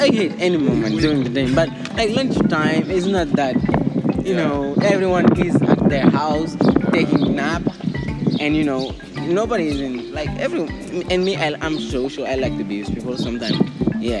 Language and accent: English; Dakar, Senegal; I'm from Dakar